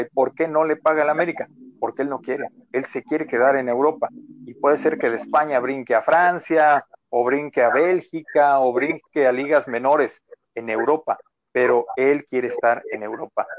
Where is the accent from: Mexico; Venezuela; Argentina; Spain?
Mexico; Los mexicanos